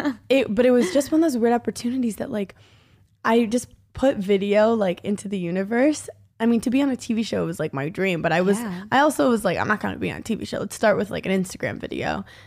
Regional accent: New York, United States; I grew up in New York.

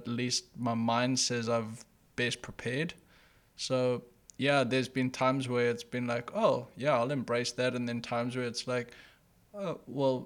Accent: South Africa; I grew up in South Africa

